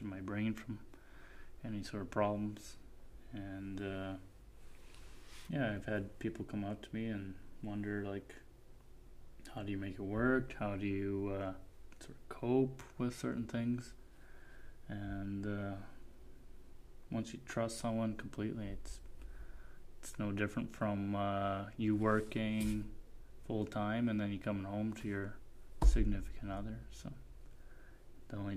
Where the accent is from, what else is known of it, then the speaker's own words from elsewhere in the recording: Leduc, Alberta, Canada; also born or lived in Edmonton, Alberta / Calgary, Alberta; I grew up in Leduc, Alberta.